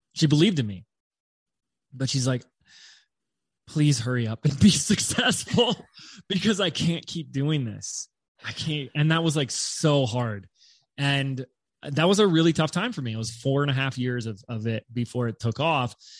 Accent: Laguna Beach, California, United States; i was living in my hometown of laguna beach california at the time

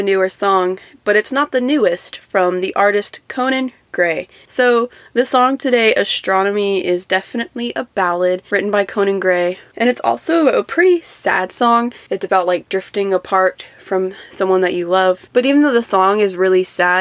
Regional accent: Austin, Texas, United States; my hometown is a big city, so there's a lot of famous people that are from here

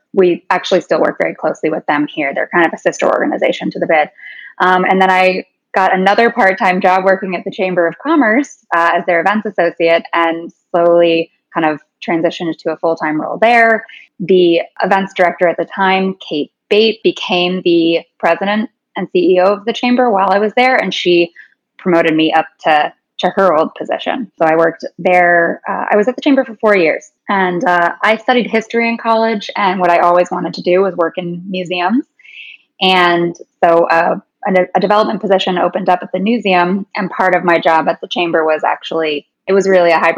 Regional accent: Arlington, Virginia, United States; I'm actually born and raised in Arlington, one of those rare local Arlingtonians

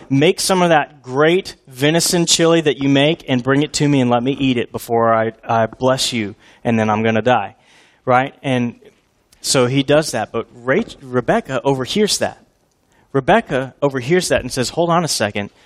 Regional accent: Houston, Texas, United States; I grew up in Houston as an Oilers fan

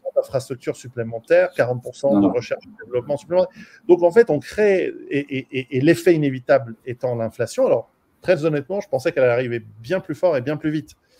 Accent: Switzerland; je suis suisse

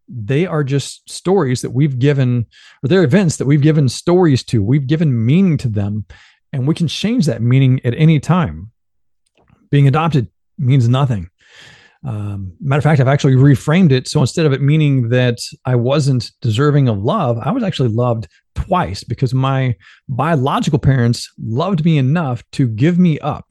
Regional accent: Benton, Illinois, United States; moved away; growing up in Benton, Illinois

